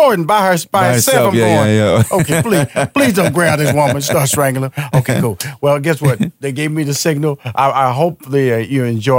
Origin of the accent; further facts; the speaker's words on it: Texas, United States; I'm from Texas, so I can talk like that.